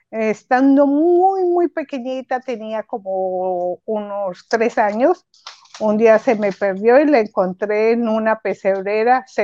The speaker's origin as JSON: {"language": "Spanish", "region": "Antioquia", "country": "Colombia", "said": "Ah, yo soy colombiana, soy de, Antioquia."}